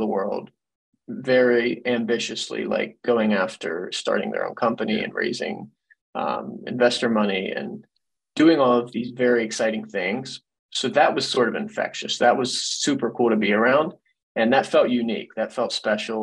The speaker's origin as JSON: {"language": "English", "region": "Eastern Ohio", "country": "United States", "tie": "born or raised there", "also_born_or_lived": "Silicon Valley / Austin", "said": "growing up in Ohio"}